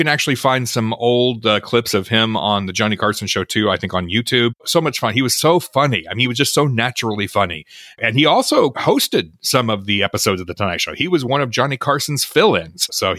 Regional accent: Melbourne, Victoria, Australia; I am from Melbourne, Australia.

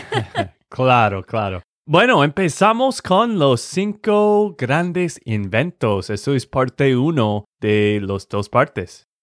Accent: Texas, United States; de Texas, Estados Unidos

